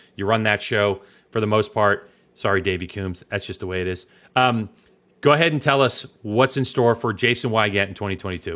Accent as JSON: {"language": "English", "town": "Chicago", "region": "Illinois", "country": "United States", "said": "I'm from Chicago"}